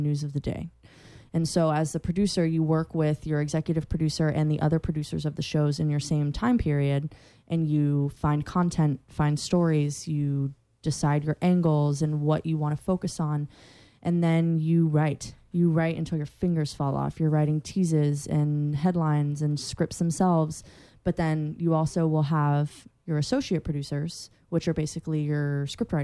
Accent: Central Florida, United States; I'm from Central Florida.

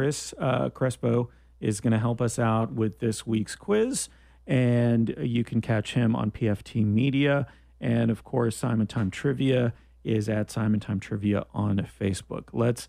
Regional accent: Canada; And I'm from Canada.

